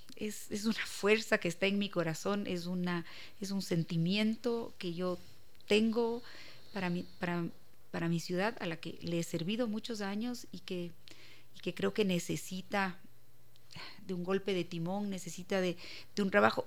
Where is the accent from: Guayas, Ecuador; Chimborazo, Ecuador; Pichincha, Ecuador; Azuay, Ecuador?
Pichincha, Ecuador; Quito; yo amo a mi ciudad, yo, soy orgullosa de Quito